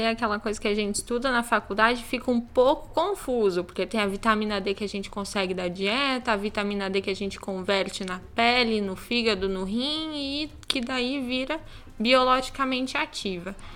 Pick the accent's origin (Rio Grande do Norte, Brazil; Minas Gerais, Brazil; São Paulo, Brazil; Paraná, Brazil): Paraná, Brazil; Curitiba; Eu sou curitibana